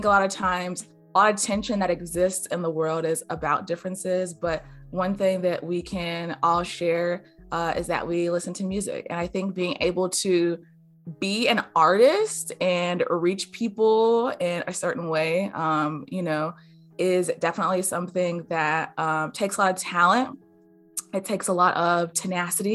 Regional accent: Greensboro, North Carolina, United States; I'm from Greensboro

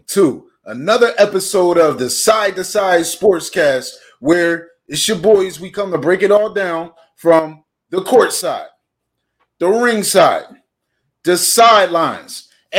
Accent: Philadelphia, Pennsylvania, United States; moved away; I grew up in Philadelphia.

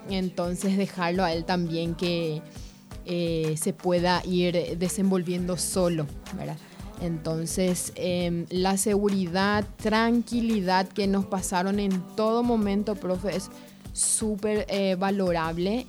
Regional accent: Ciudad del Este, Alto Paraná, Paraguay; nosotros, eh, somos de Ciudad del Este

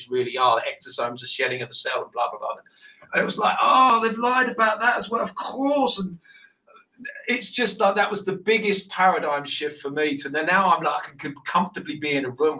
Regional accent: United Kingdom; accent: British

